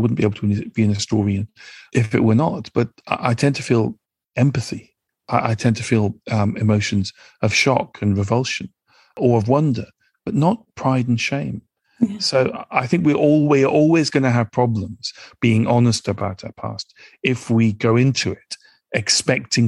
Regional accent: United Kingdom; also born or lived in Nigeria; as somebody who's British

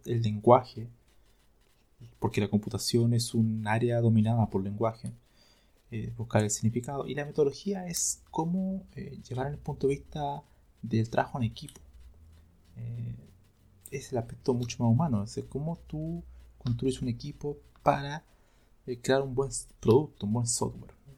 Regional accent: Chile; yo soy de Chile

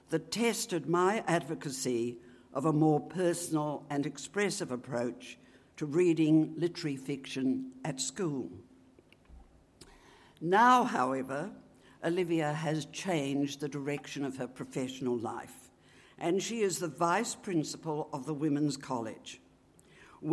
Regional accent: Griffith, New South Wales, Australia; moved away; at their annual concerts in my hometown of Griffith

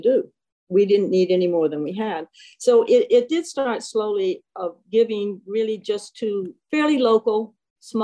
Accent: Alabama, United States; moved away as an adult; also born or lived in New Jersey / St. Louis; now in Boston, United States; we went to Alabama, and that was where I did most of my growing up. And stayed there through college.

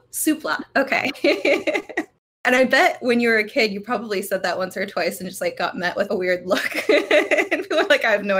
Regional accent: United States; born there; first language English; Well, I was born here in the States and my first language was English.

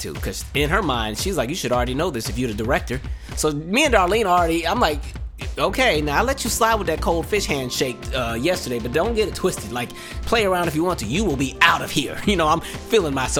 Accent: West Coast, United States; moved away; I'm from the West Coast.

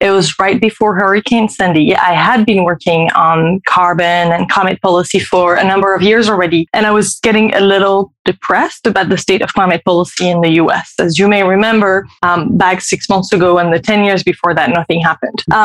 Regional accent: France; moved away as an adult; also born or lived in California, United States; now in Paris, France; I am French. I've been living in the US, primarily in California for the past 15 years, but we've just resettled in France for a year.

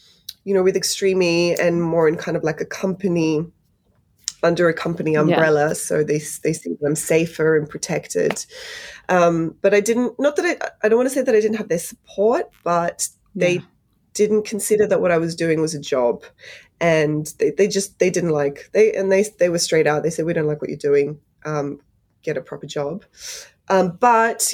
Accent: Sydney, New South Wales, Australia; also born or lived in Poland / London; now in United Kingdom; I grew up in Bankstown for the first half of my life, which is quite an immigrant heavy area in Sydney.

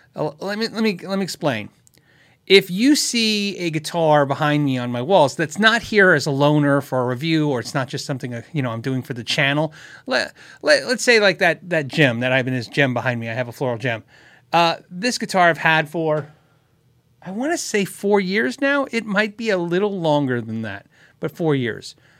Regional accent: Tucson, Arizona, United States; moved away; I grew up in Tucson

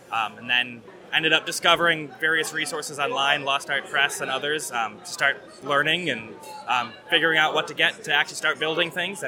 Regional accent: Maplewood, Minnesota, United States; We're from Maplewood, Minnesota.

